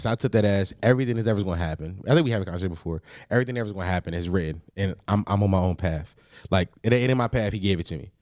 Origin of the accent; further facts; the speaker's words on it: Philadelphia, Pennsylvania, United States; I'm from Philly